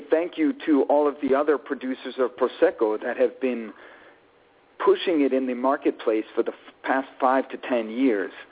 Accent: New York City, New York, United States; also born or lived in Italy; I'm Italian American in the truest sense. I was born in New York City and raised in Italy and the United States as a child.

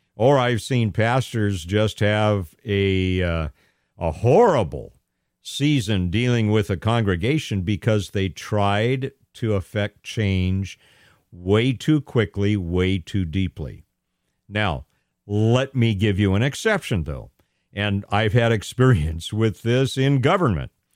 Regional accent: Pasadena, California, United States; moved away; born and raised in Pasadena, California, in Southern California

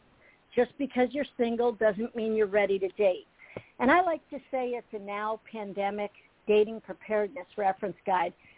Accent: Lehigh Valley, Pennsylvania, United States; moved away as an adult; also born or lived in Los Angeles County, California / Northeast Florida; I was born and raised in the Lehigh Valley of Pennsylvania.

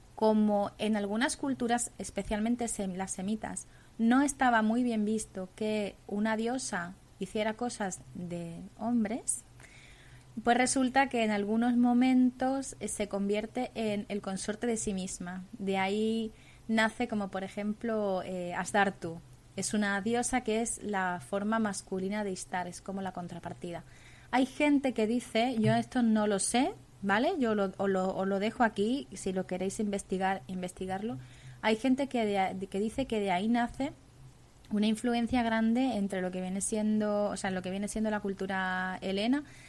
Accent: Tartessos, Andalusia, Spain; a mi tierra, a Tartesos

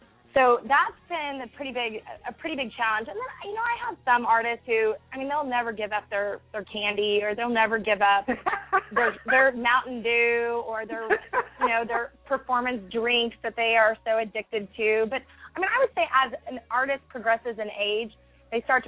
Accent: Texas, United States; Growing up in Texas

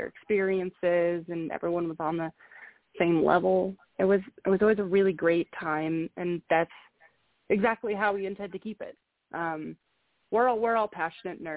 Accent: Colorado, United States; I grew up in Colorado

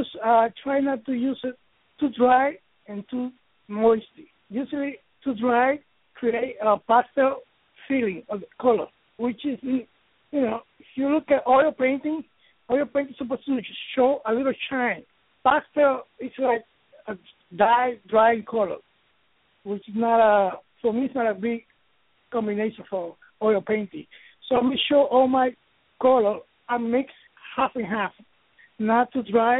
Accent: New York, United States; now in Miami, United States; I am from New York, and I guess all my inspiration from New York, even though I live in Miami.

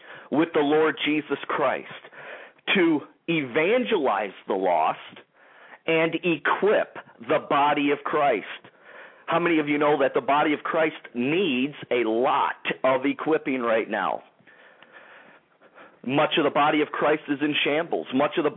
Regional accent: Detroit, Michigan, United States; the Detroit, Michigan area, my hometown

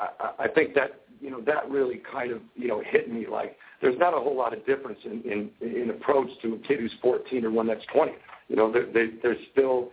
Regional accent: Wisconsin, United States; moved away as an adult; I grew up in Wisconsin

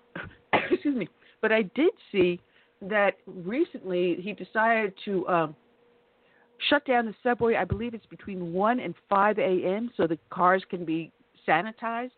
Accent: Long Island, New York, United States; moved away; I grew up on Long Island

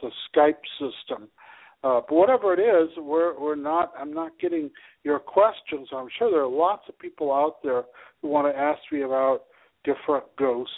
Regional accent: Ventura, California, United States; also born or lived in Los Angeles, California / Thousand Oaks, California; my hometown of Ventura, California

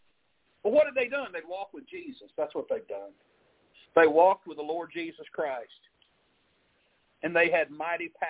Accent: Arkansas, United States; moved away; I grew up in Arkansas

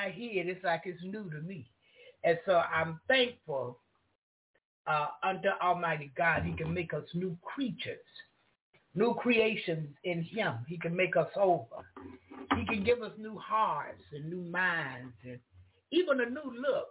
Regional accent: United States; I'm from the United States

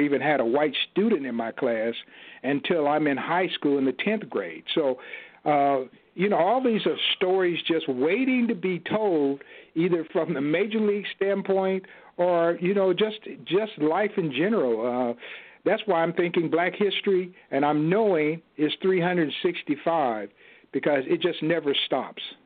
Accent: Kansas City, Kansas, United States; my hometown in Kansas City, Kansas

